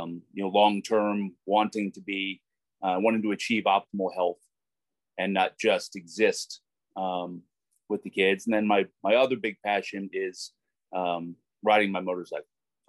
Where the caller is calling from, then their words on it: Whitmore Lake, Michigan, United States; I am also in Michigan, in Whitmore Lake, just on the north side of Ann Arbor.